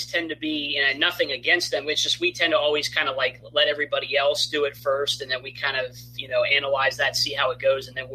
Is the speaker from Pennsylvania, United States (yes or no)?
yes; eastern Pennsylvania, United States; I grew up in Pennsylvania, eastern Pennsylvania